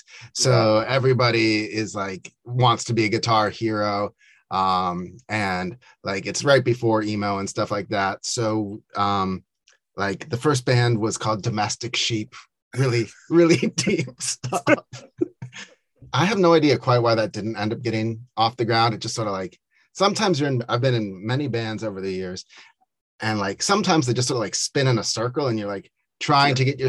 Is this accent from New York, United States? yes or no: no; Carlsbad, California, United States; moved away as an adult; also born or lived in San Diego, California / Encinitas, California; now in Washington, D.C., United States; I am from San Diego, grew up there and then moved out to DC for college